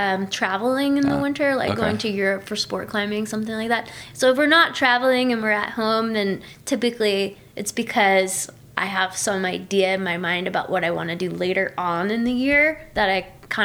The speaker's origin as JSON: {"language": "English", "region": "Southeast", "country": "United States", "tie": "born or raised there", "said": "because I grew up in the Southeast, and it's very small out there, you know?"}